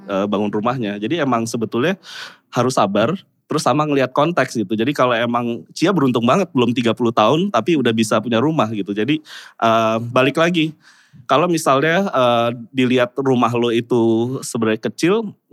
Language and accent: Indonesian; South Jakarta, Jakarta, Indonesia; pasti kan gue lahir di Jaksel, gue uh, gede di Jaksel maunya juga menua di Jaksel gitu ya